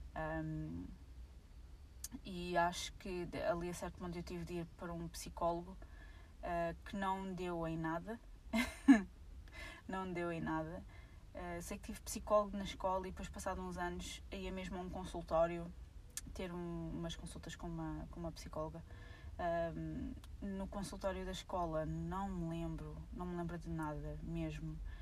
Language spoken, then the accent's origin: Portuguese; Portugal; eu sou portuguesa, nasci cá, uh, fui nascida e criada cá